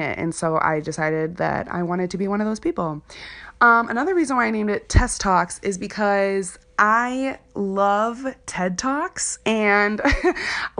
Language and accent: English; Chicago, Illinois, United States; moved away as an adult; now in Wisconsin, United States; Chicago is where I'm from. I'm from the Chicagoland area.